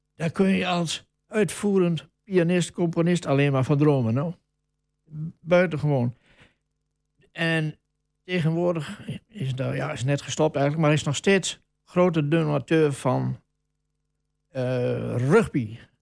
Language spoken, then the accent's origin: Dutch; Wolvega, Friesland, Netherlands; now in Almelo, Netherlands; Ik ben geboren in Wolverga, dat was in negentien tweeënveertig. En toen stond ik als jongen van tien, stond ik altijd te kijken bij een café